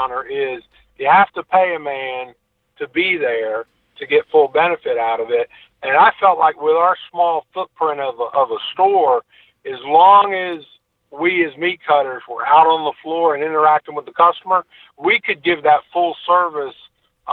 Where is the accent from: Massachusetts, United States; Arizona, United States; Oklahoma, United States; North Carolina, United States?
North Carolina, United States; also born or lived in Birmingham / New England; now in Northwest Florida, United States; I'm originally from North Carolina, but I've lived in Florida, Northwest Florida, most of my adult life